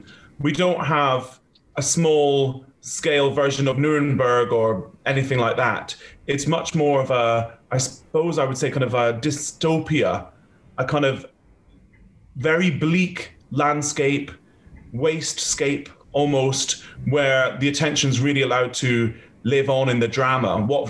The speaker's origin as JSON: {"language": "English", "country": "United Kingdom", "said": "We're all British, all together, working on this new British ring."}